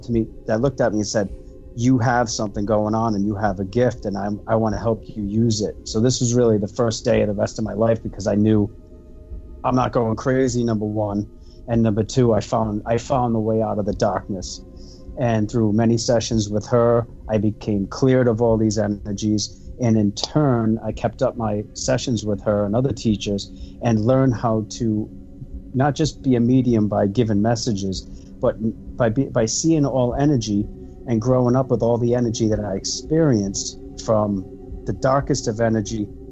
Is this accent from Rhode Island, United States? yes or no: yes; Rhode Island, United States; I'm from Rhode Island